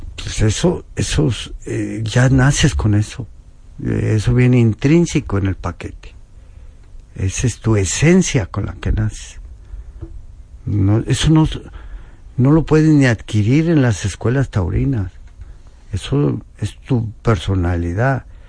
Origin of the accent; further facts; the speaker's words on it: Apizaco, Tlaxcala, Mexico; also born or lived in Spain; allá brincando el charco en mi tierra